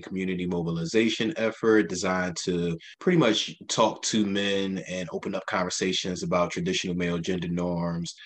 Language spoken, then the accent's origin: English; Philadelphia, Pennsylvania, United States; I grew up in North Philadelphia, Strawberry Mansion section of the city, 30th and Diamond